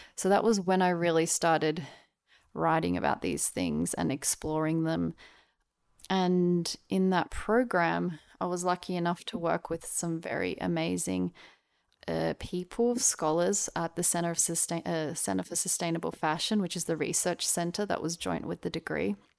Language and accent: English; Australia; also born or lived in Melbourne / Brisbane; now in Sydney, Australia; I was born in Melbourne and I grew up in Melbourne and Brisbane, Australia.